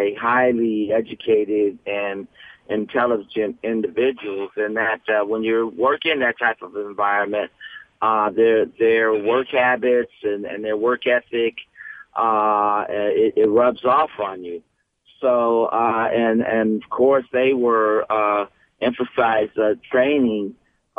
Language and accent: English; San Francisco, California, United States; when I got out of high school growing up in San Francisco